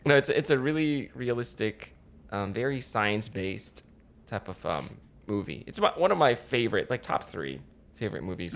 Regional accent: Philippines; moved away; I grew up in the Philippines

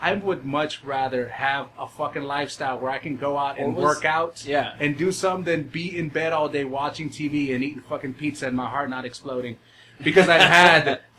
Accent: El Salvador; And she was Salvadoran in that movie, which, of course, I am. I'm from Salvi

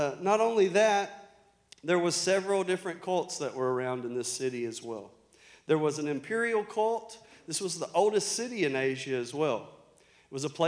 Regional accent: Arkansas, United States; accent: country; I'm from Arkansas.

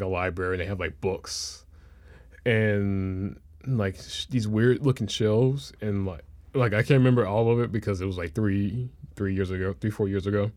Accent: Memphis, Tennessee, United States; growing up in Memphis

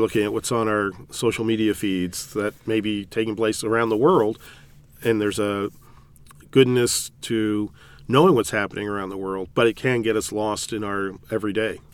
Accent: California, United States; moved away as an adult; also born or lived in Chicago area / Indianapolis, Indiana; now in Indianapolis area, United States; I grew up in California

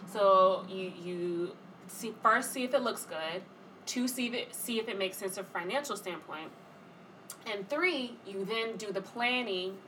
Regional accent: Atlanta, Georgia, United States; moved away as an adult; also born or lived in Washington, D.C.; now in New York, United States; born and raised in Atlanta

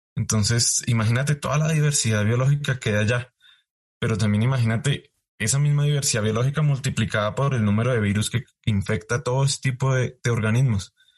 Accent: Colombia; now in United States; Yo como colombiano hago ciencia en Estados Unidos.

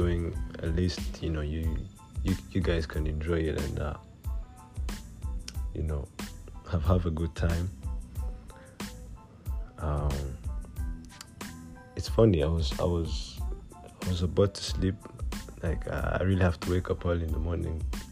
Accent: Rwanda; first language Kinyarwanda; English is a second language; I'm Rwandan

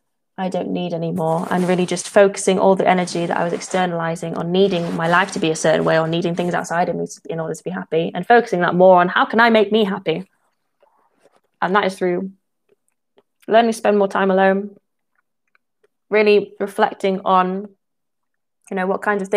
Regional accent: England, United Kingdom; I'm from England.

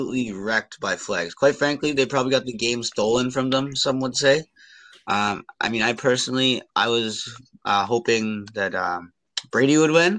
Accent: Kenya; I'm Kenyan

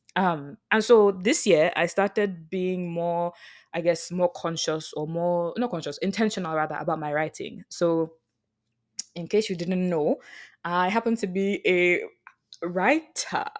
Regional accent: Lagos, Nigeria; moved away; the rooms that I grew up in when I was, obviously, when I was in Lagos, the rooms that I grew up

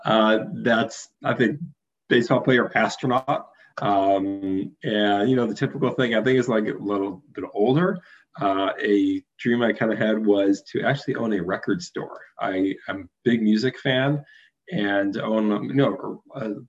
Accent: Detroit, Michigan, United States; growing up in Detroit

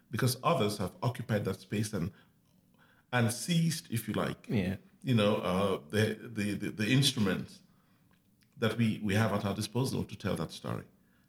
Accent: Cameroon; moved away as an adult; also born or lived in Kenya; now in Washington, United States; I'm Cameroonian. I'm from Cameroon, and I live in the United States right now in Washington.

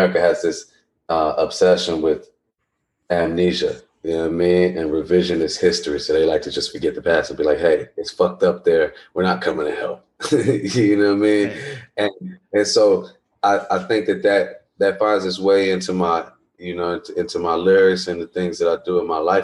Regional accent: Chicago, Illinois, United States; I'm from Chicago

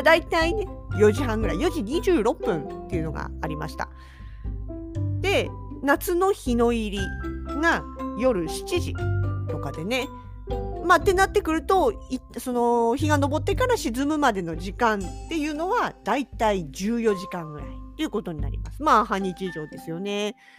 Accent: southern Kanto, Japan; now in Hokkaido, Japan; 私はまあもともと南関東の出身ですから東京とか神奈川とかの辺りの

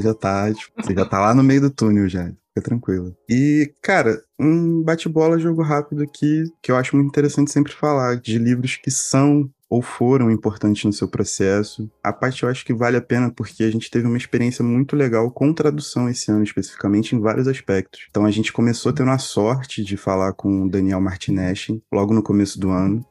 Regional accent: Brazil; como brasileiros, assim, que nunca tiveram estado de guerra mundial dessa forma

